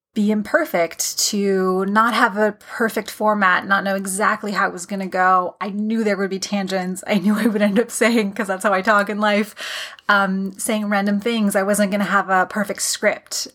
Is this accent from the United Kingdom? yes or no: no; Canada; I am a Canadian